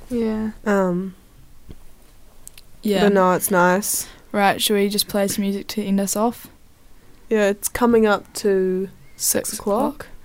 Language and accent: English; Nelson, New Zealand; But I do love like growing up in Nelson. I feel like it's a really good place